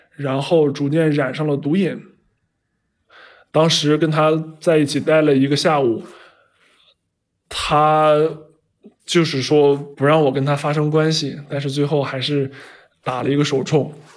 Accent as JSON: {"language": "Chinese", "country": "China", "said": "因为在我们中国人看来，这个人其实就是一个疯子。"}